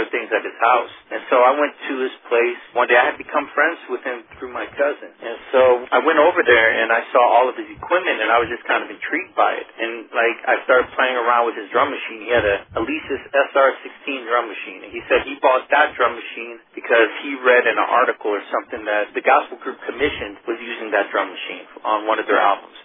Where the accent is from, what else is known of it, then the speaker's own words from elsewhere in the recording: Peoria, Illinois, United States; I'm originally from Peoria, Illinois.